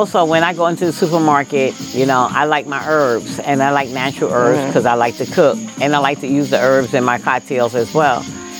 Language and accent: English; New York City, New York, United States; moved away as an adult; now in Georgia, United States; I lived in New York on the Upper East Side after growing up in Harlem.